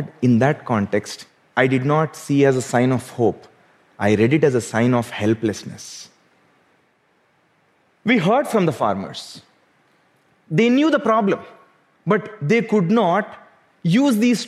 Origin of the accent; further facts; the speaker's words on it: South India, India; Growing up in South India